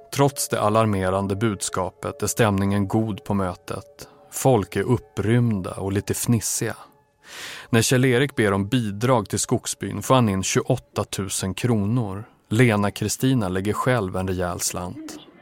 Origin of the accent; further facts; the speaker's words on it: Umeå, Västerbotten County, Sweden; jag växte upp i Umeå